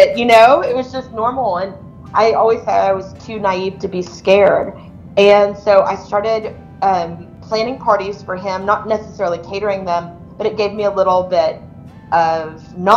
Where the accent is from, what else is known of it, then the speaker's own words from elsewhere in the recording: Pleasanton, United States; moved away as an adult; also born or lived in Italy / Austin; not because I was running away from Pleasanton